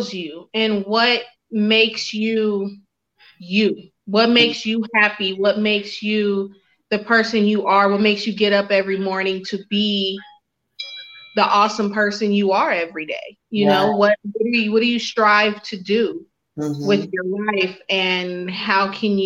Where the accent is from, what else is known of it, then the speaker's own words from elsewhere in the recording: California, United States; also born or lived in Louisiana; I live in California. I'm from California. I spent a lot of my life in Louisiana